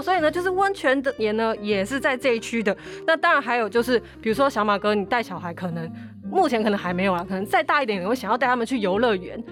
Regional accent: Taiwan; 日本、韩国是当然就是我们台湾最喜欢去的地方

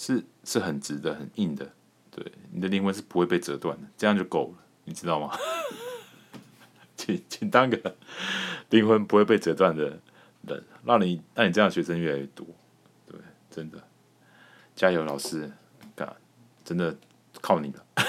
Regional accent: Taiwan; 我们台湾人的本性

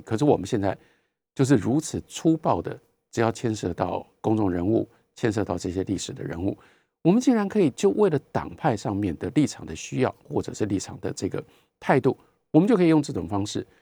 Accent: Taiwan; 我是一个台湾人

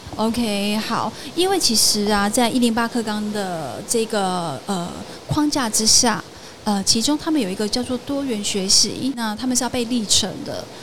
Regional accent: Kaohsiung, Taiwan; 我目前是就读屏东大学应用化学系，然后我是高雄人

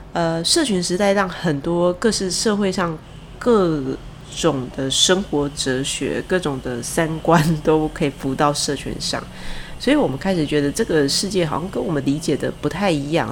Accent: Taichung, Taiwan; 像我是台中人

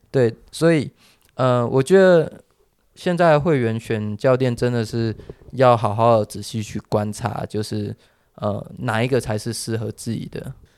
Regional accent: Taiwan; 我们台湾人

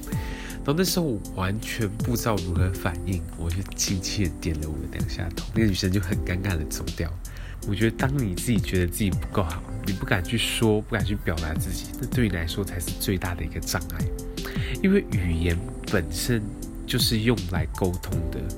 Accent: Taiwan; 可对我们台湾人来来讲，说，哎，足球好像并不是一个那么热门的事情。

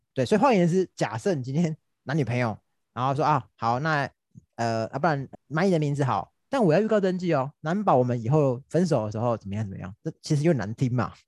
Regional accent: Taiwan; 因为大家以我们台湾人的情况来说，很少会这种把话讲那么明的情况。

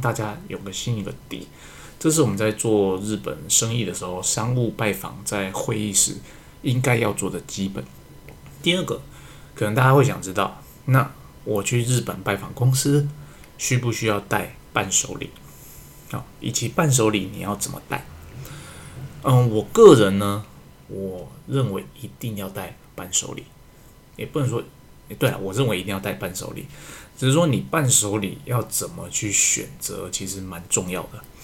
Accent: Taiwan; 我身为一个台湾人

